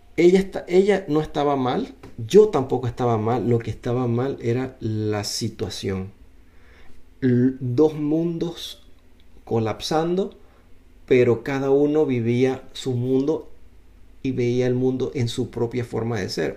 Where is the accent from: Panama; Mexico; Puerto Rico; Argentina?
Panama; moved away; also born or lived in United States; yo vine de una familia de clase media alta, vamos a decir, no vamos a decir que éramos millonarios ni tampoco éramos pobres, pero yo salí de Panamá